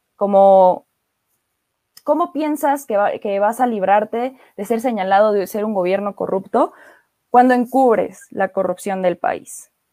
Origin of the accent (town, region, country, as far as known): Mexico